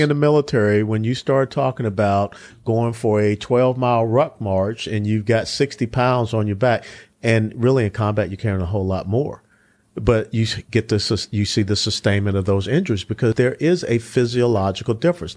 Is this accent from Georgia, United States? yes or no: yes; Atlanta, Georgia, United States; Hughes Spaulding Hospital in Atlanta, Georgia. I grew up in the Old Fourth Ward